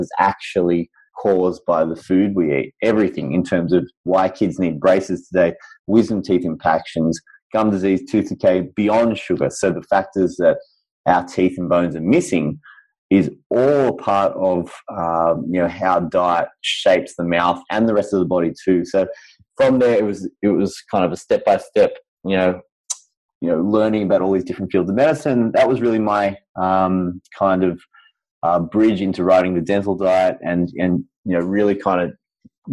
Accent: Sydney, New South Wales, Australia; I'm from Sydney, Australia

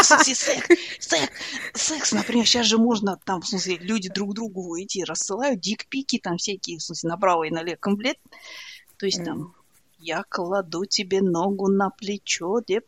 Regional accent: Kazakhstan; я казашка

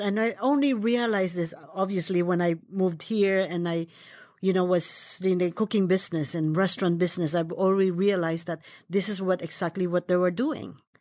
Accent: Philippines; now in United States; I was born in the Philippines, and when I was young, my grandmother and my aunt is a big influence of my cooking.

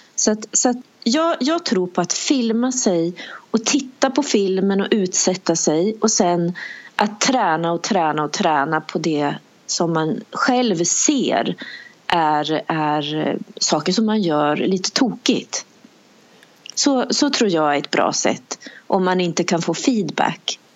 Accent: Bollnäs, Gävleborg County, Sweden; moved away; also born or lived in United Kingdom; jag är en tjej från Bollnäs

